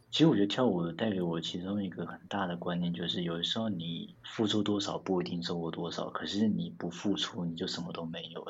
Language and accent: Chinese; Taipei, Taiwan; also born or lived in Linkou District; 我是在台北出生长大，那我现在的住在林口区这边